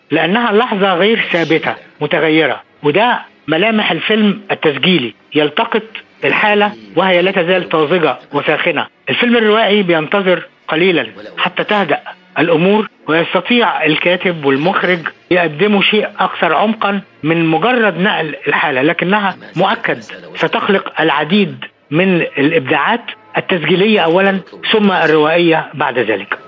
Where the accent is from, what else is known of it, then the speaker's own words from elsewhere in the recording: Cairo, Cairo Governorate, Egypt; عندنا في القاهره